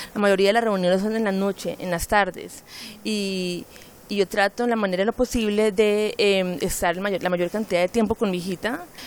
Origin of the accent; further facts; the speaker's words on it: Colombia; now in London, United Kingdom; cuando salí de Colombia a finales de los 90